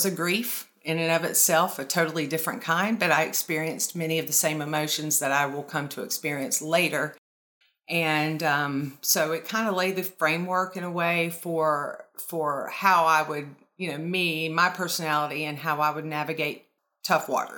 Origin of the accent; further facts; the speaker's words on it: North Carolina, United States; also born or lived in Florida; I was born and raised in North Carolina, and then we moved to Florida when I was 14